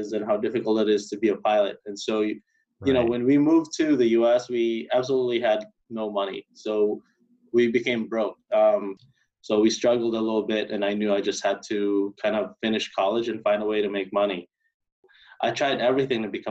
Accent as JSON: {"language": "English", "area": "Bohol", "region": "Central Visayas", "country": "Philippines", "tie": "born or raised there", "moved": "yes", "lives_now": "California, United States", "said": "I grew up in Philippines, grew up in a small island called Bohol."}